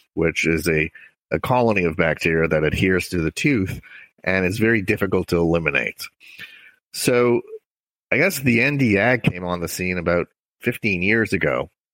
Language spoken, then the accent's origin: English; Montreal, Quebec, Canada; moved away; I grew up in Montreal, Canada.